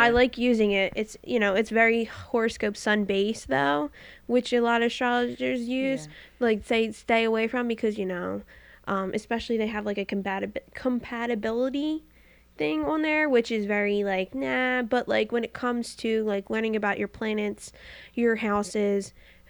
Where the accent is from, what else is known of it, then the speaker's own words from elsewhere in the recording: Philadelphia, Pennsylvania, United States; I was born in Philadelphia, born and raised.